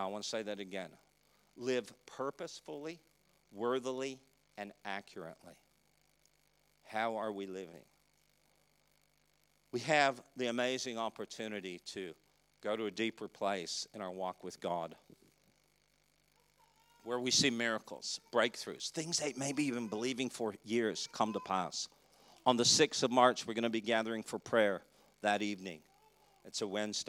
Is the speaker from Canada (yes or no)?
yes; Canada; I'm from Canada. It gets cold there.